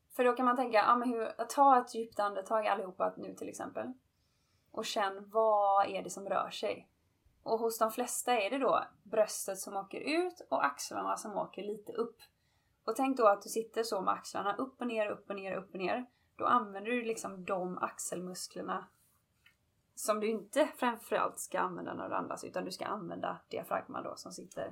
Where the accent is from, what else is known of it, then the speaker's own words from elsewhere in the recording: Gothenburg, Västra Götaland, Sweden; now in Los Angeles, United States; är hemma över julafton och nyår hemma i Göteborg. Men jag bor annars